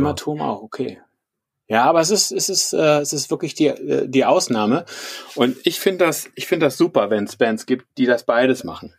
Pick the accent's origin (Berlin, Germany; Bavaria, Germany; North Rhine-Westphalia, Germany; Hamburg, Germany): Berlin, Germany; now in Düsseldorf, Germany; ich bin eigentlich aus Berlin